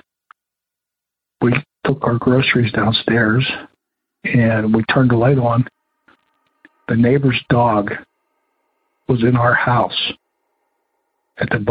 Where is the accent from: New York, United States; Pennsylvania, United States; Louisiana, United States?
Pennsylvania, United States; just outside of Pittsburgh, Western; I grew up in Western Pennsylvania area. Just outside of Pittsburgh